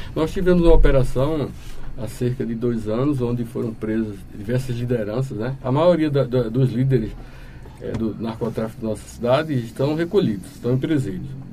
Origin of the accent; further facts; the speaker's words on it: João Pessoa, Paraíba, Brazil; moved away as an adult; now in Timbaúba, Brazil; Minha origem é do estado da Paraíba, precisamente sou pessoense